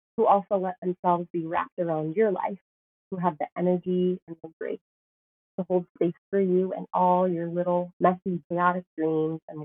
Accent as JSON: {"language": "English", "town": "Sioux Falls", "region": "South Dakota", "country": "United States", "tie": "born or raised there", "said": "I started a job as a pastor in my hometown"}